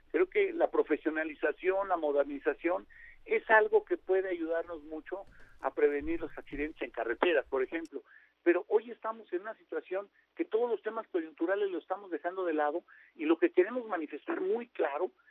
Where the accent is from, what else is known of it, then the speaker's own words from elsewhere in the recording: Guanajuato, Mexico; ahora que venía de la Ciudad de México, Rumbaleón, Guanajuato, de donde soy